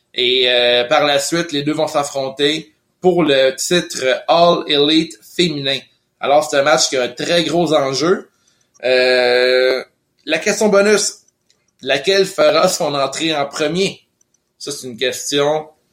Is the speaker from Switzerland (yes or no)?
no; Lévis, Quebec, Canada; also born or lived in Montreal (Rosemont); now in Montreal, Canada; je suis né à Québec, Lévy